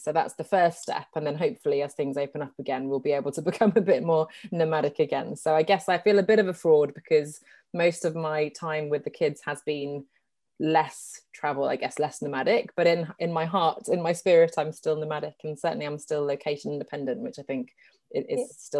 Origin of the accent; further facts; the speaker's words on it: England, United Kingdom; moved away as an adult; also born or lived in Sweden / Geneva, Switzerland; I'm Swedish originally. I grew up in England, though. And then I moved to Geneva in Switzerland to do my master's degree.